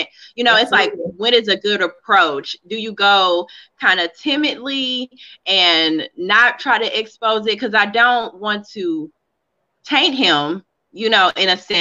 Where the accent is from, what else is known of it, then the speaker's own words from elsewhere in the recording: Kansas City, United States; I was raised in Kansas City and it's the inner city